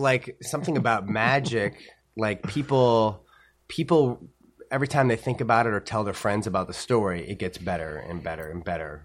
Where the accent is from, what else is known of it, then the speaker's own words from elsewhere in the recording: St. Louis, Missouri, United States; moved away as an adult; also born or lived in Boston; growing up in Saint Louis, you know, thirteen, fourteen years old